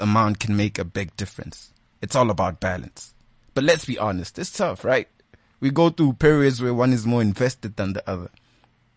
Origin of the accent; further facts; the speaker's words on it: Malamulele, Limpopo, South Africa; moved away; I'm originally from Limpopo in a small town called Malamlele